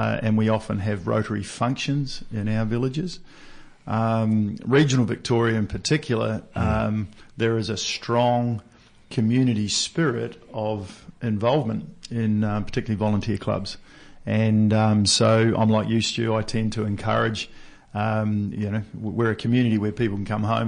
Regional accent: New Zealand; I'm a Kiwi

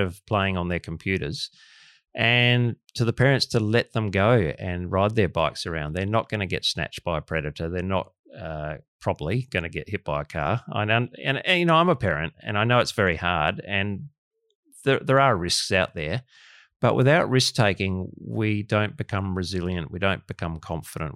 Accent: Australia; Australian of the Year

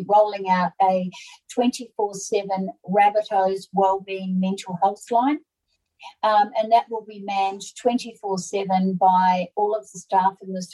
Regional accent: New Zealand; also born or lived in Brisbane, Australia; now in Sydney, Australia; So I'm from New Zealand originally. I have been in Australia since 1986, and I settled in Sydney

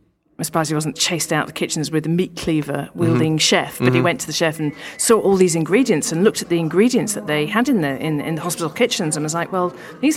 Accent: Yorkshire and the Humber, United Kingdom; born there; Yeah, I worked in London, but I was born in Yorkshire

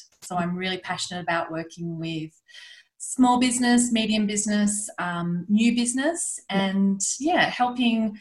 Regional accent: Armidale, New South Wales, Australia; also born or lived in Yass, New South Wales; spent sort of 10 years in Armidale, surrounded by horses

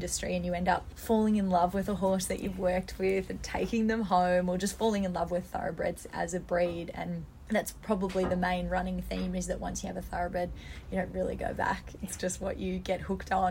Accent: Melbourne, Victoria, Australia; I grew up in Melbourne

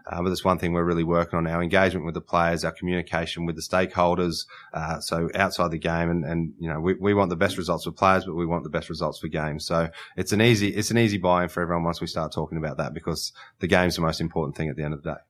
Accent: Queensland, Australia; as a Queenslander

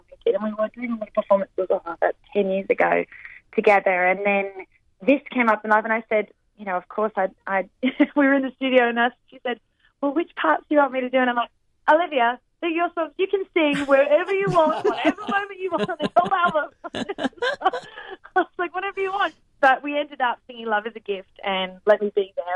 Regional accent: Australia; accent: Australian; my Australian accent

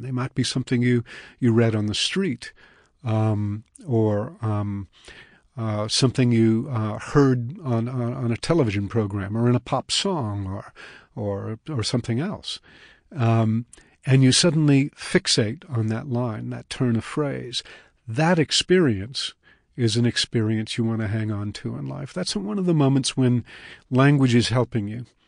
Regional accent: Puget Sound, Washington, United States; moved away; also born or lived in Colorado; I grew up on the Pacific

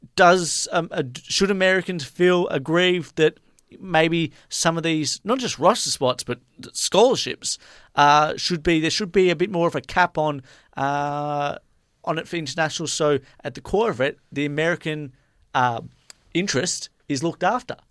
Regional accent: Australia; I'm from Australia

